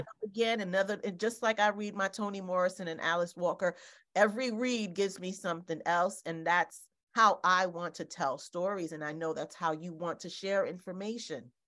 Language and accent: English; Haiti; moved away; my home country in Haiti.